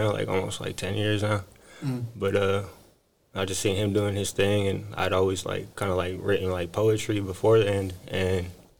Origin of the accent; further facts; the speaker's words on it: San Jose, California, United States; also born or lived in Fairfield, California / Oregon; So I'm local, from San Jose. I wasn't born here originally. I moved here when I was like seven or eight, I say.